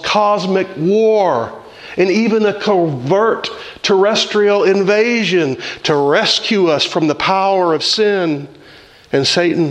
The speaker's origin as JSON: {"language": "English", "region": "the South", "country": "United States", "tie": "born or raised there", "said": "I grew up in the South"}